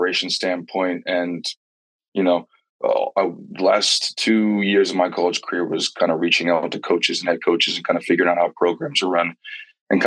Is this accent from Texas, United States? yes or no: no; Maryland, United States; growing up in the DMV area, soccer is one of our passions over here